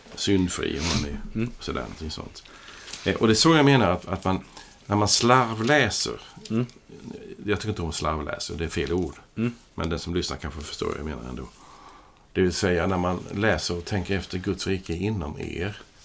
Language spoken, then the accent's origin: Swedish; Sweden; jag är svensk medborgare